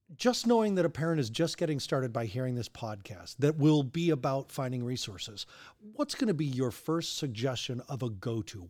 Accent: Longmont, Colorado, United States; also born or lived in Denver; I grew up in Longmont, lived in Denver.

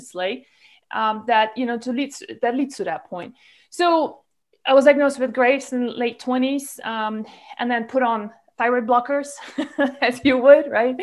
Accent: Malaysia; moved away as an adult; I grew up in Malaysia, where I was there from like age 15 till I was 32.

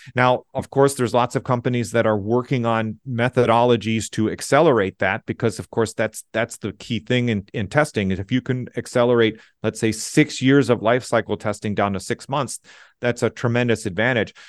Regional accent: Southeast Michigan, United States; moved away as an adult; also born or lived in Austria; I grew up in Southeast Michigan

